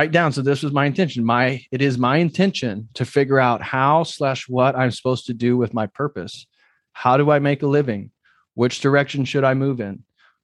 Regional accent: Midwest, United States; It wasn't because I came from the Midwest.

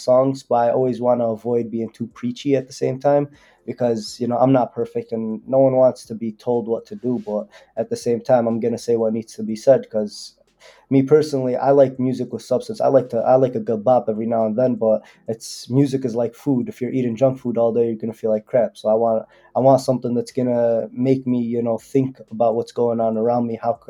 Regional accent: Yemen; my people in Yemen. I'm from Yemen, but they're having one of the worst humanitarian crises in the world.

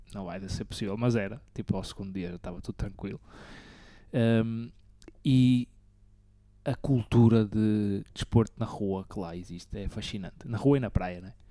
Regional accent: Portugal; Eu, ah, Portugal

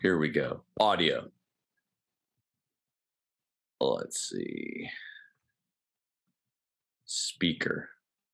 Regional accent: San Diego, California, United States; moved away as an adult; also born or lived in Des Moines, Iowa; now in Arkansas, United States; I was born in Des Moines, Iowa, but we moved to San Diego when I was 2 months old. So I always say born and raised in San Diego

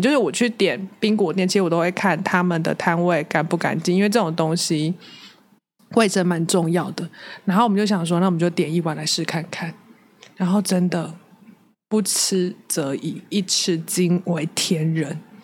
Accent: Taichung, Taiwan; 我自己也是台中人

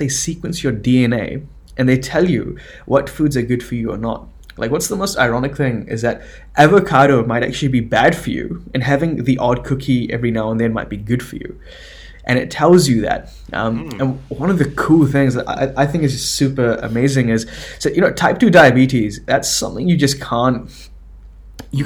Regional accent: New Zealand; I was born in New Zealand

